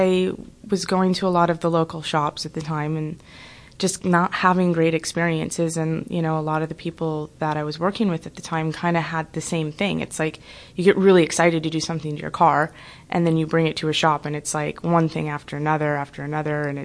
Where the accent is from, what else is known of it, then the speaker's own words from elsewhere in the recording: Minnesota, United States; now in Los Angeles, United States; I grew up in Minnesota